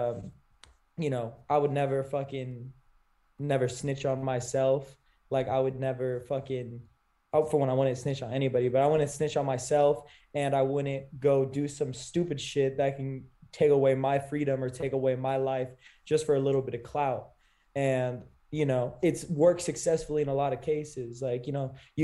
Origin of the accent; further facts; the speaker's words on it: California, United States; moved away as an adult; I grew up in Cali. I only moved here a couple years ago